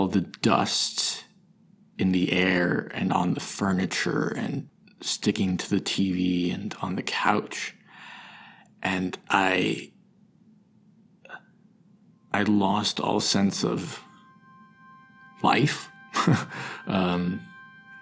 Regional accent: Park City, Utah, United States; moved away as an adult; now in New York City, United States; I'm originally from Park City, Utah.

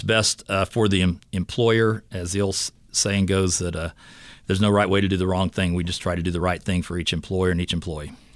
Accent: Fort Scott, Kansas, United States; I'm from Fort Scott, Kansas, and I work in the Fort Scott Leawood area

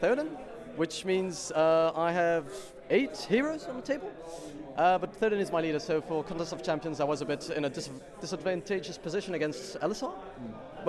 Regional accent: Belgium; I'm from Belgium.

